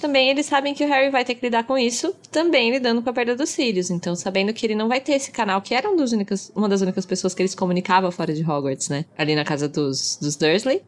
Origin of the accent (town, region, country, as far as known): Brazil